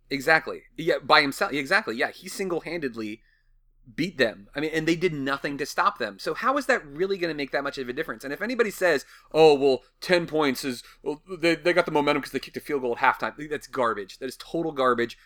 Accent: Washington, District of Columbia, United States; growing up in the Washington D.C. area

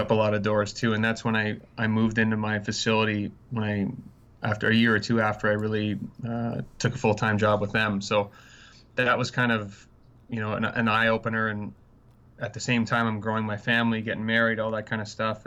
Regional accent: Canada; moved away; I'm Canadian. I love Canada

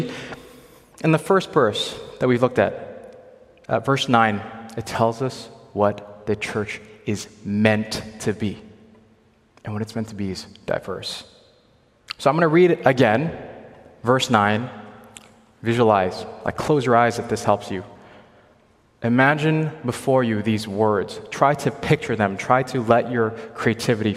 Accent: Hong Kong; moved away; also born or lived in Ontario; I'm from Hong Kong

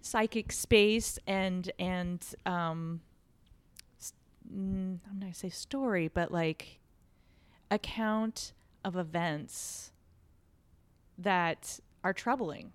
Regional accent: Fredericksburg, Texas, United States; also born or lived in Austin, Texas; I went to kindergarten through high school in this small town, uh, called Fredericksburg.

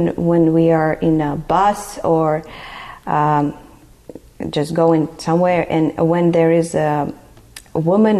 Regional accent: Nalchik, Kabardino-Balkaria, Russia; English is a second language; moved away as an adult; also born or lived in Texas, United States; now in United States; I'm from the republic is called Kabardino-Balkaria.

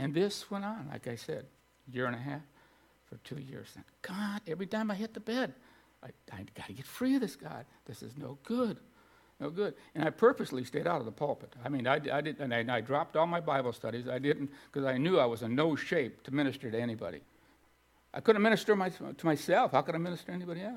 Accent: Streator, Illinois, United States; in my hometown of Streeter, Illinois

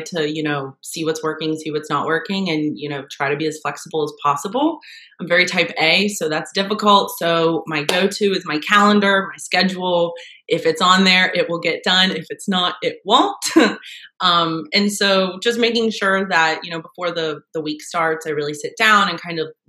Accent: West Virginia, United States; also born or lived in Ohio; I was born in Ohio and raised in West Virginia

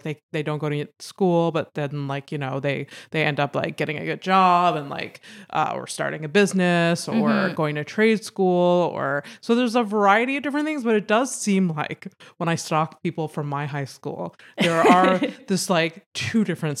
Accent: Howick, Quebec, Canada; now in Montreal, Canada; Like, I mean, I came from Howick to like Montreal.

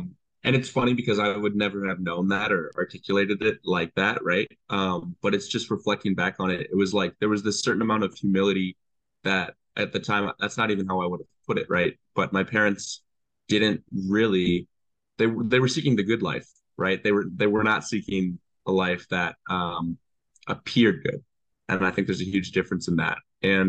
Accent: Midwest, United States; growing up in the Midwest, it was something. There was something about the community that is kind of necessary in the Midwest

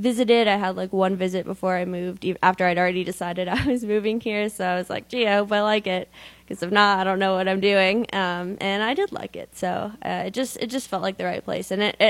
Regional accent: Schaumburg, Illinois, United States; Schaumburg, Illinois. So Chicago.

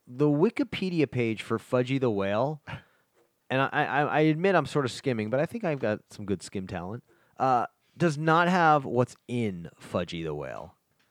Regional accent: East Coast, United States; I grew up in the East Coast where Carvel was out there.

